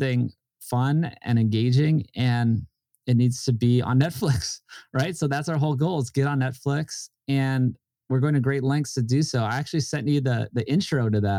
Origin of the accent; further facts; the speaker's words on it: Hawaii, United States; And we're just doing it with me and a guy I grew up with in Hawaii, who's an amazing director and editor.